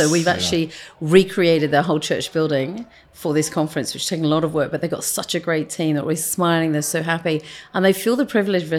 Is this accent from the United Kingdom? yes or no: yes; United Kingdom; moved away as an adult; also born or lived in Cotswolds, England; now in Amsterdam, Netherlands; British, we're not Australian.